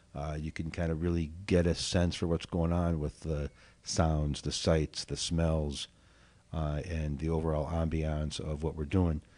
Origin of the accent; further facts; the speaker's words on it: Southwest Michigan, United States; also born or lived in Oak Park, Illinois / California; now in Evanston, United States; I was born in Oak Park, but I grew up in Southwest Michigan, uh, lived in California for a hot minute, and then moved here in ninety-three